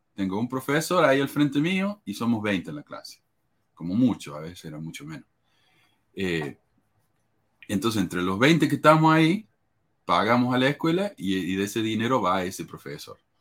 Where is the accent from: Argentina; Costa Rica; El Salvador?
Argentina; moved away as an adult; yo vine de Argentina y no tenía ni siquiera mi, certificado de graduación del secundario conmigo